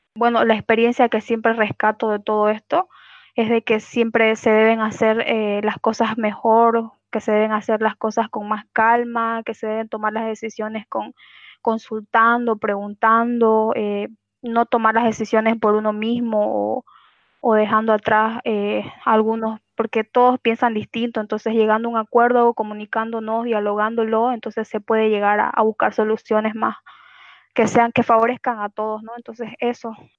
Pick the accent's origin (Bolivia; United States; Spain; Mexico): Bolivia; Santa Cruz de la Sierra, Santa Cruz; yo soy de Santa Cruz de la Sierra